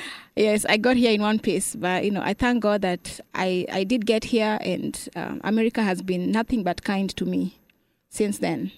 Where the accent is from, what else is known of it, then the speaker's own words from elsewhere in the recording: Kenya; moved away as an adult; now in Dallas, United States; I'm from Kenya.